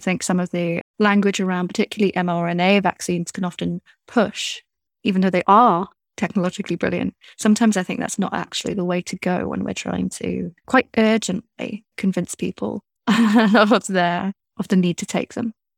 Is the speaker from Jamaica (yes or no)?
no; United Kingdom; being British